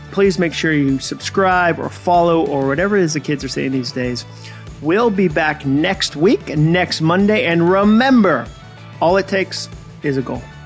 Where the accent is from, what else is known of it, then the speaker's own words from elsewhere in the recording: Massachusetts, United States; moved away as an adult; also born or lived in Birmingham, Alabama; I grew up in Massachusetts, school in Birmingham